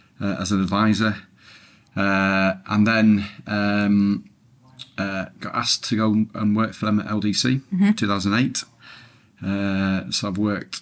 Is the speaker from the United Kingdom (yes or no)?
yes; Preston, North West England, United Kingdom; moved away as an adult; also born or lived in Leeds / Manchester; born and bred in Preston, Lancashire